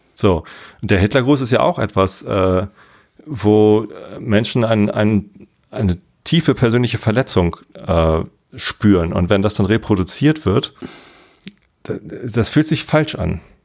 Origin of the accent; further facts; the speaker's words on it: Germany; als Deutscher